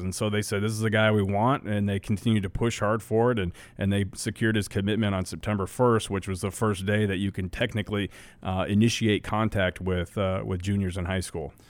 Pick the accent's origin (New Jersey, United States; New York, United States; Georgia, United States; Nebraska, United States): Nebraska, United States; Western; growing up in Western Nebraska